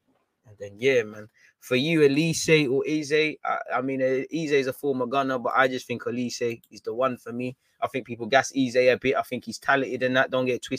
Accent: South Africa; As a South African, I would have loved to have been at the Emirates at least once.

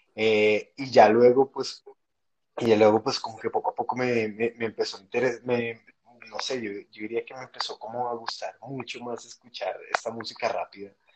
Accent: Bogotá, Colombia; yo soy bogotano. Eh, nací en el año 81

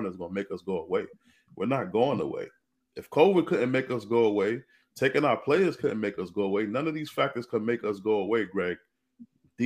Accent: New York City, New York, United States; I grew up in Brooklyn, New York

